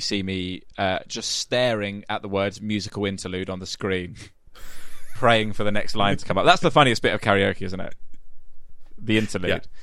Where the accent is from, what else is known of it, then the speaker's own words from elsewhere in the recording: Medway towns, Kent, South East England, United Kingdom; moved away; I grew up in the Medway towns in Kent